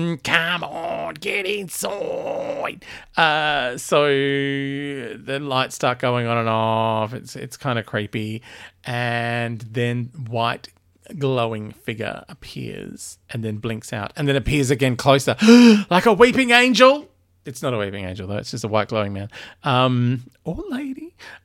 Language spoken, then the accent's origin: English; Australia; accent: Australian; also born or lived in England; like I lived in England for ages and my accent was terrible because I still kept weird Australian bits. So all the British people could tell I was Australian and all of my Aussie mates thought that I had a full Pommy accent.